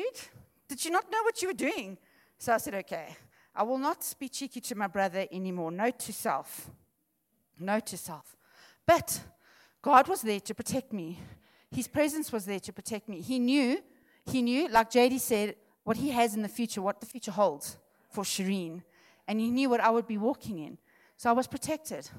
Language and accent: English; Witbank, Mpumalanga, South Africa; moved away; also born or lived in Benoni; We're actually from Witbank, and we moved up to Benoni.